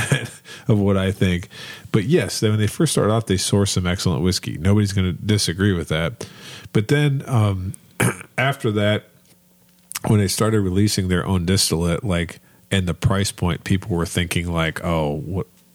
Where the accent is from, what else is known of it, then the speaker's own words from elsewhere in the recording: Northeast Ohio, United States; now in Kentucky, United States; I grew up in Northeast Ohio where we had a big car plant